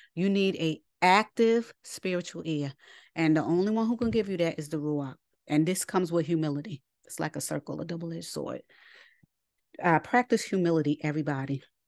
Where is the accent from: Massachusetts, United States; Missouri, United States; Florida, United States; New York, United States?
New York, United States; I'm from New York